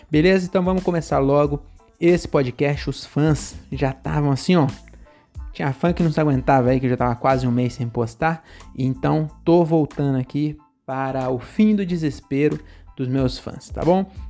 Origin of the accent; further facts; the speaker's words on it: São Paulo, Brazil; born there; Então eu sou nordestino, na verdade eu nasci em São Paulo, né? nasci bem no centrão lá, nasci na Augusta, inclusive.